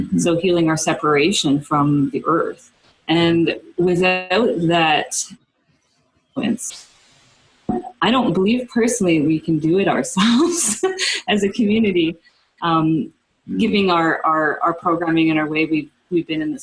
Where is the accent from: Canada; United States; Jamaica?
Canada; East Coast of Canada; moved away as an adult; also born or lived in Amazon; I didn't have as a child living in a suburb on the East Coast.